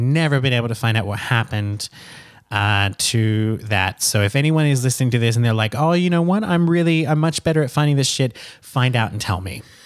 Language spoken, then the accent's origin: English; Lota, Queensland, Australia; I grew up in Lota, L O T A, in, uh, Queensland, Australia